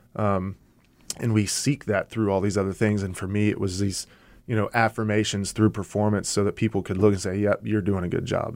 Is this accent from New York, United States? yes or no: no; Louisiana, United States; moved away; also born or lived in Arkansas / Dallas, Texas; I grew up in Louisiana